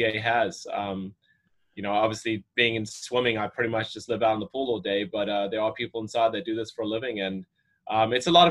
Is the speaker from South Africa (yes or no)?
yes; South Africa; moved away as an adult; also born or lived in Florida / Arizona; now in United States; I grew up in South Africa, was born there